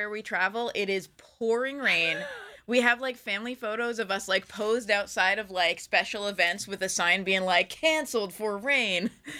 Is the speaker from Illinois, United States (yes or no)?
no; Nassau County, New York, United States; Because I'm from Nassau County originally